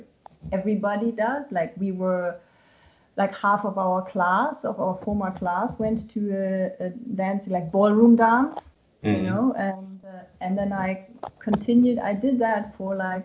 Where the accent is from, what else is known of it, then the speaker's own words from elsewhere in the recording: Germany; when I did my Abitur, when I finished high school